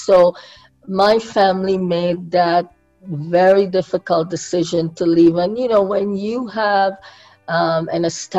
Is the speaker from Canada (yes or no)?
no; Guyana; born there; I was born in the time when Guyana was still a colony of Britain. We became independent in 1966.